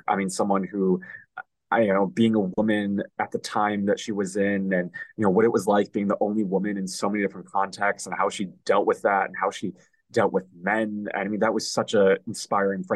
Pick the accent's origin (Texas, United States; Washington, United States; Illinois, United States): Illinois, United States; Chicago; moved away as an adult; now in Los Angeles, United States; I'm originally from Chicago